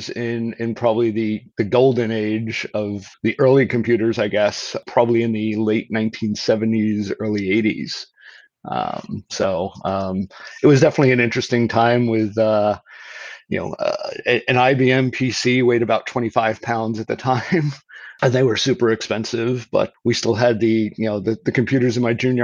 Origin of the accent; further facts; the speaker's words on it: North Babylon, New York, United States; moved away as an adult; also born or lived in Brooklyn, New York; now in San Diego, United States; I grew up in New York, started actually mostly in Brooklyn until I was about five or six. And then we moved out to the middle of Long Island in a town called North Babylon